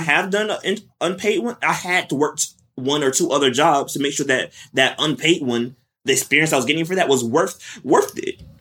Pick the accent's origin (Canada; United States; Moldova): United States; West Palm Beach, Florida; moved away; I'm originally from West Palm Beach, Florida, South Florida